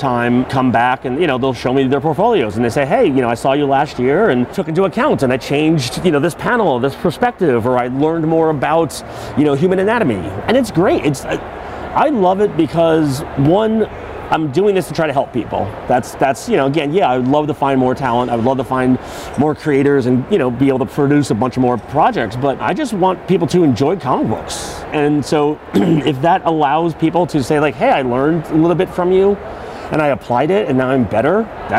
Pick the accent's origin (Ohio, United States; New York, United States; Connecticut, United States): New York, United States; And I grew up in New York, and they had much smaller conventions out there that I would go to all the time.